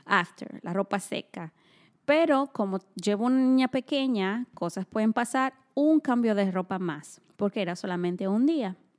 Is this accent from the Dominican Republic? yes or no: yes; Dominican Republic; moved away; nosotros que somos de República Dominicana